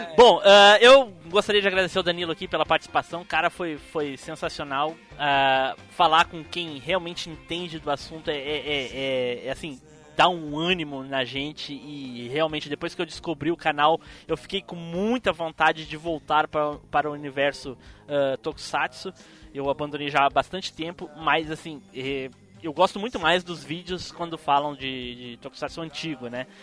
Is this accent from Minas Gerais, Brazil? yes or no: no; Gravataí, Rio Grande do Sul, Brazil; sou de. pertinho de Porto Alegre, sou de Gravataí